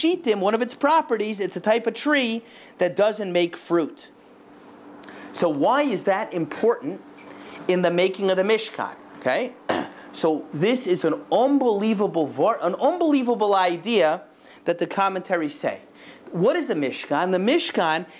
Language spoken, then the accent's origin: English; Boca Raton, Florida, United States; moved away; I grew up in Boca Raton, Florida.